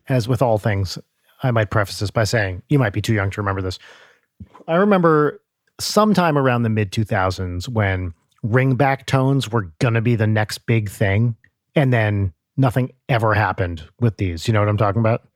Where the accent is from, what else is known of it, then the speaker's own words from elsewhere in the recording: New Jersey, United States; I remember hearing that on Z one hundred growing up in North Jersey